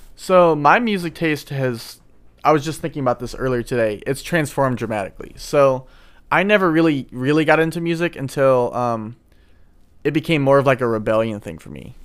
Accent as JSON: {"language": "English", "town": "St. Louis", "region": "Missouri", "country": "United States", "said": "I'm from Saint Louis."}